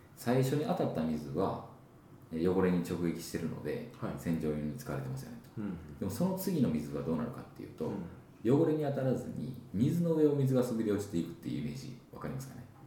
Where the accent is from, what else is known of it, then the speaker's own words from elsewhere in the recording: Higashiosaka, Osaka, Japan; 東大阪の町工場の3代目で、はい、えー、生まれ育ったんですね私は